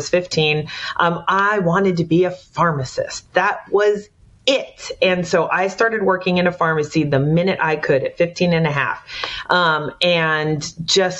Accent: San Jose, California, United States; moved away as an adult; I am from the Bay Area, born and raised

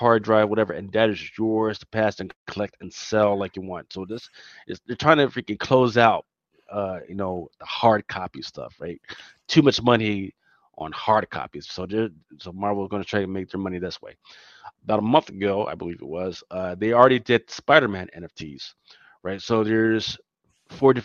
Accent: Philadelphia, Pennsylvania, United States; accent: Philly; I'm from Philly

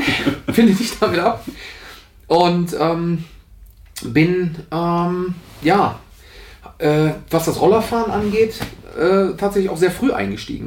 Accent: Aachen, North Rhine-Westphalia, Germany; accent: Rhenish; moved away; also born or lived in Nienburg; ich komme ja aus der Aachener Region

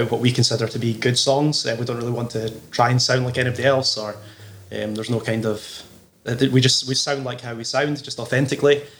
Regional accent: Falkirk, Scotland, United Kingdom; also born or lived in Edinburgh; Well, I'm actually from Falkirk.

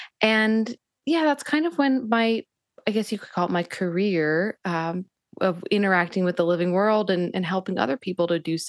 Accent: Northeast, United States; And that was partially, you know, my upbringing. I, you know, growing up in the Northeast, and I had a very much an internalized belief system that to be spiritual was at odds with being intellectual.

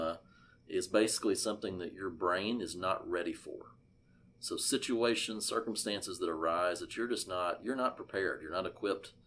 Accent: Arkansas, United States; coming at you today from my home state and what I'm going to call God's country here in Arkansas

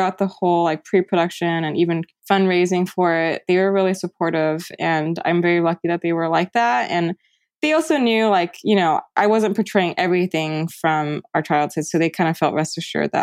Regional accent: United States; I resented being Taiwanese American

